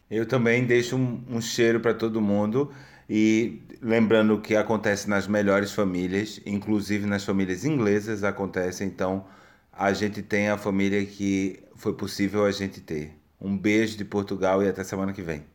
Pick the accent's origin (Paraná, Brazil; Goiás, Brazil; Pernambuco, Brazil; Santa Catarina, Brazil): Pernambuco, Brazil; eu sou de Pernambuco